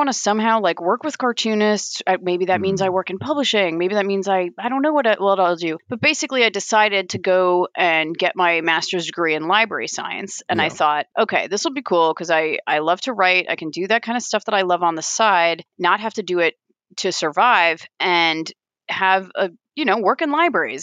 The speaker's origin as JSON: {"language": "English", "area": "Long Island", "region": "New York", "country": "United States", "tie": "born or raised there", "also_born_or_lived": "Vermont", "moved": "as an adult", "lives_now": "Columbus, Ohio, United States", "said": "I grew up on Long Island"}